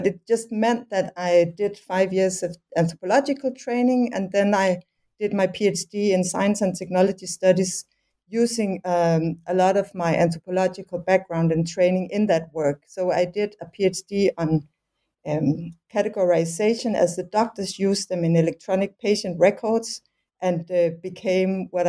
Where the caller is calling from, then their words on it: Copenhagen, Capital Region of Denmark, Denmark; English is a second language; And I'm calling from Copenhagen, where I also did my training in anthropology.